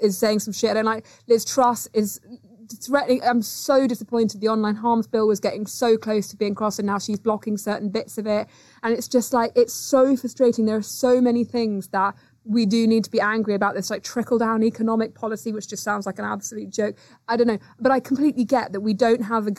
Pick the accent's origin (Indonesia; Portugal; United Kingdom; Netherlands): United Kingdom; being British